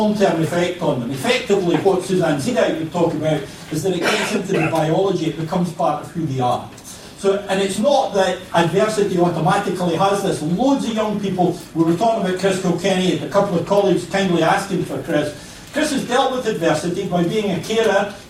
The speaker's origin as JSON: {"language": "English", "region": "Scotland", "country": "United Kingdom", "said": "I'm Scottish"}